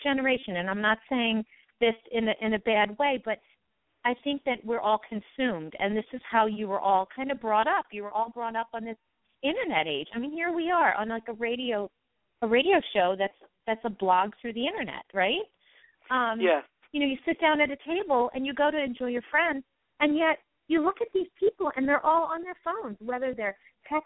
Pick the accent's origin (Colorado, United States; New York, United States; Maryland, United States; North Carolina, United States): New York, United States; Long Island; now in Pennsylvania, United States; I was originally from Long Island, New York